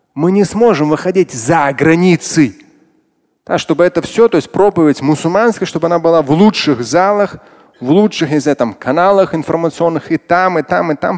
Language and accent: Russian; Moscow, Russia; как москвич, как мусульманин